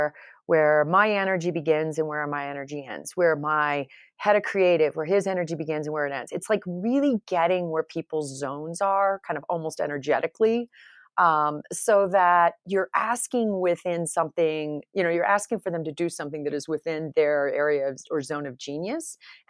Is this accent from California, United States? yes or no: no; New York, United States; I came from New York, so I can't make fun of people from New York necessarily.